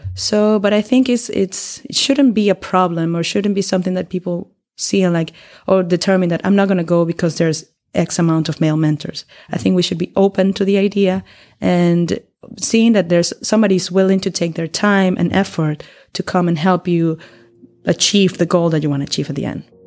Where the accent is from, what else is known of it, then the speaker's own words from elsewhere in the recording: Venezuela; moved away as an adult; now in Berlin, Germany; I come from Venezuela, and I've been living here in Berlin for three years already.